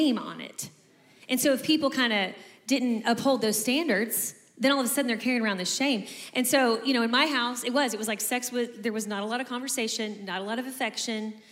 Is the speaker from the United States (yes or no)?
yes; Kentucky, United States; We grew up in Kentucky